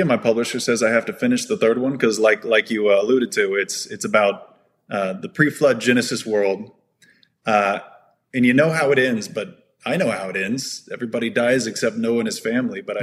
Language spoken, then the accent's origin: English; Texas, United States; I am an anesthesiologist from Texas, kind of done the tour of Texas, born in Texas, raised in Texas